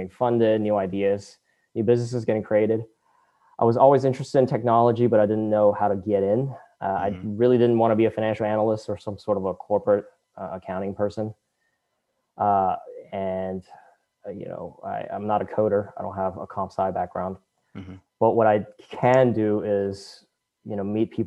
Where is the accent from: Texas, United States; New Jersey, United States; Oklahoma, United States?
Texas, United States; Katy; also born or lived in China; I grew up in Katy, Texas, a suburb of Houston